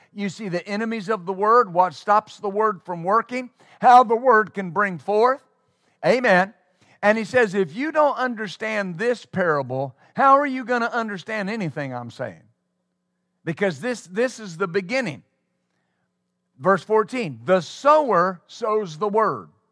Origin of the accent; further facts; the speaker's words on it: West Texas, United States; I was raised in West Texas